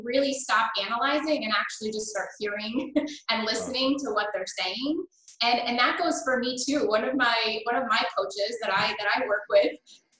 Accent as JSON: {"language": "English", "town": "Buffalo", "region": "New York", "country": "United States", "tie": "born or raised there", "also_born_or_lived": "Canada", "said": "I grew up, I was born in Canada. And my family moved to Buffalo, New York when I was in second grade"}